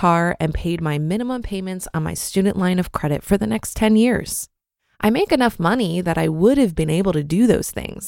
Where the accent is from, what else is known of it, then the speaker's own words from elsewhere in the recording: Canada; also born or lived in Panama; I'm Canadian, but lived in Panama for a little less than 5 years.